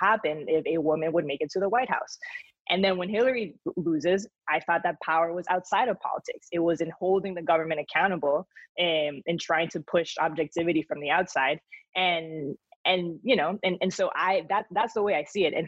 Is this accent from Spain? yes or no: yes; Spain; accent: thick Spanish accent; moved away; also born or lived in Miami; I was born in Miami, but then grew up in Spain, and I developed this like crazy thick Spanish accent.